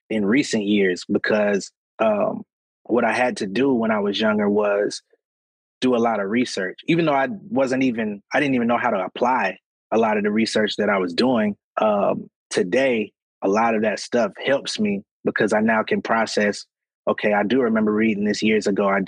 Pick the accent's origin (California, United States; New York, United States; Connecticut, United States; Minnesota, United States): Connecticut, United States; born there; also born or lived in Atlanta; even though I was in Atlanta, I was always like heavily inspired by like the East Coast because I was born in Connecticut